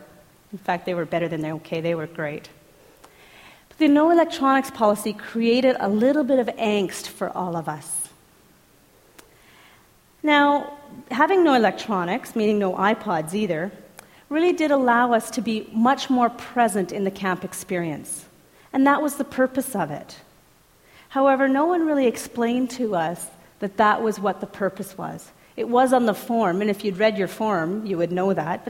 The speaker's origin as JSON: {"language": "English", "town": "Edmonton", "region": "Alberta", "country": "Canada", "said": "I'm from Edmonton"}